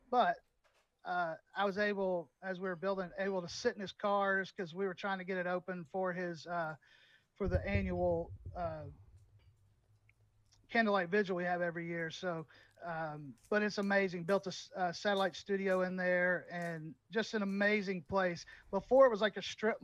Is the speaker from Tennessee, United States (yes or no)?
yes; Memphis, Tennessee, United States; I'm from Memphis.